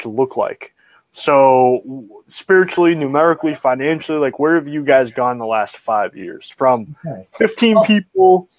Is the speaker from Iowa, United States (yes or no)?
no; Oxford, Massachusetts, United States; I'm from the mean streets of Oxford, Massachusetts